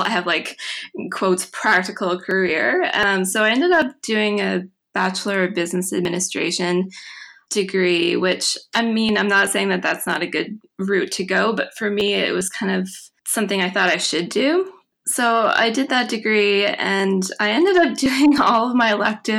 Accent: Mahone Bay, Nova Scotia, Canada; Well, I grew up in Mahone Bay, Nova Scotia, which is a tiny little town on the south shore of Nova Scotia

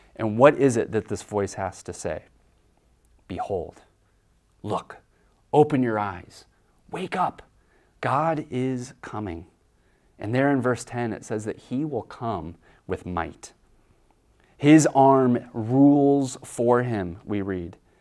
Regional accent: Kansas, United States; I grew up in Kansas

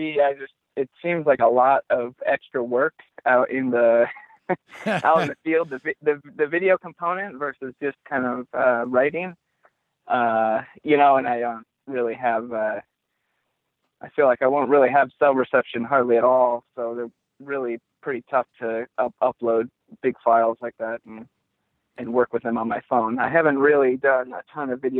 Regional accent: Madison, Wisconsin, United States; moved away as an adult; also born or lived in Boulder, Colorado; I am from Madison, Wisconsin

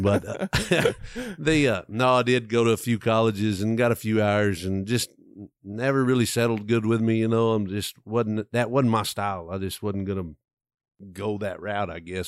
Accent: west of Abilene, West Texas, United States; I grew up kinda in West Texas, I'm in f, west of Abilene

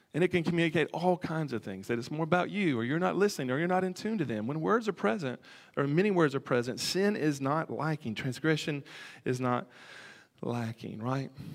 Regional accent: near the Tennessee River, Alabama, United States; I grew up near the Tennessee River

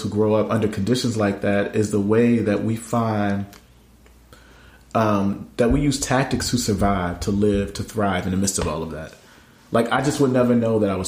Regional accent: Camden, New Jersey, United States; my city, my hometown, the place where my family still lives

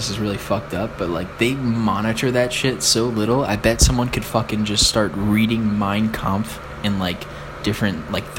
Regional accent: Ireland; And I'm an Irish person.

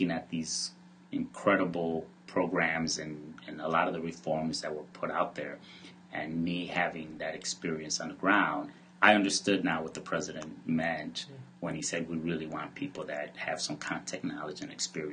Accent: Chicago, Illinois, United States; I grew up in Pilsen and Little Village

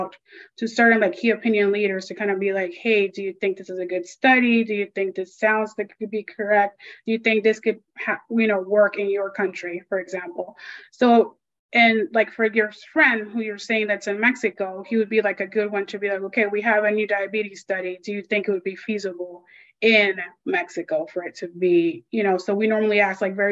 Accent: Panama; moved away; I'm from Panama. You know, I lived there majority of time

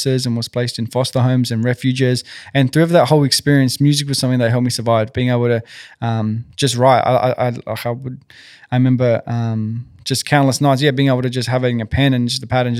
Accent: Sydney, New South Wales, Australia; I'm from Western Sydney.

